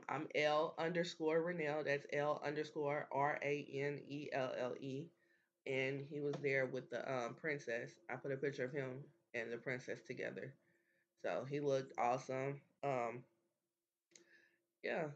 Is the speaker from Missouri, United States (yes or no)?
yes; Kansas City, Missouri, United States; we're from Kansas City.